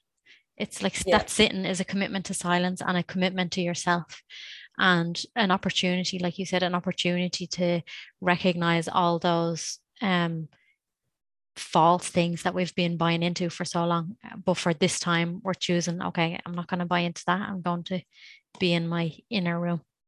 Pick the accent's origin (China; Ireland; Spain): Ireland; I grew up in Ireland